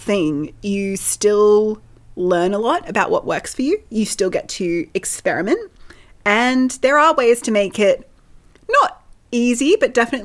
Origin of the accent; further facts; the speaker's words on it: Australia; we are Australian